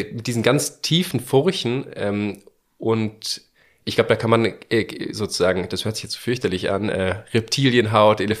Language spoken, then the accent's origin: German; Bavaria, Germany; Genau, weil wir kommen aus Bayern